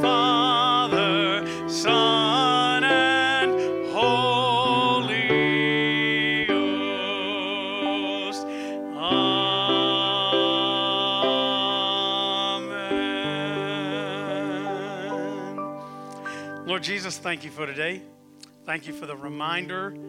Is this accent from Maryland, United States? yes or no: no; South Carolina, United States; When I was growing up in South Carolina